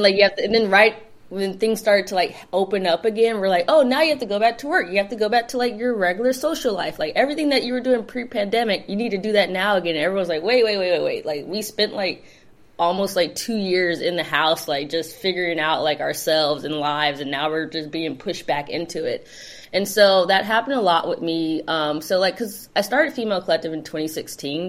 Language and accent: English; Los Angeles, California, United States; I grew up in the South Bay, which is like Torrance Redondo Beach area